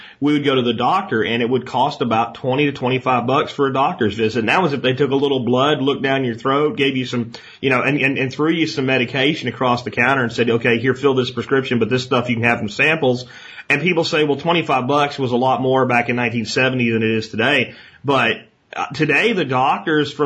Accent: the coal region of Pennsylvania, United States; moved away as an adult; also born or lived in Texas; I grew up in the coal region of Pennsylvania.

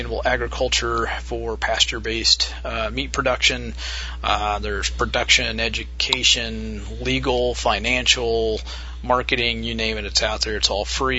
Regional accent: Midwest, United States; my hometown. We have what's called a Rural King, which is a pretty big farm store here in the Midwest

